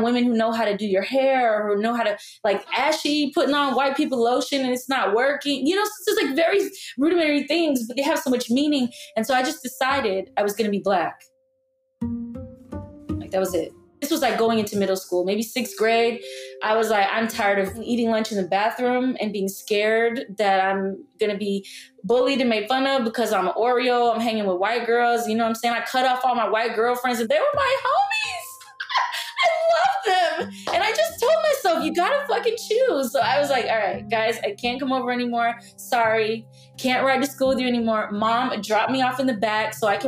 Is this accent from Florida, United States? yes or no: yes; South Florida, United States; I was raised in South Florida